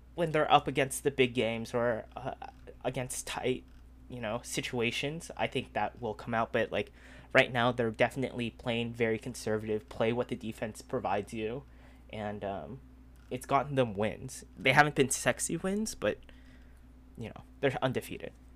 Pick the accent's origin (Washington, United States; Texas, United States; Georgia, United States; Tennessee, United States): Washington, United States; Seattle; I'm from Seattle.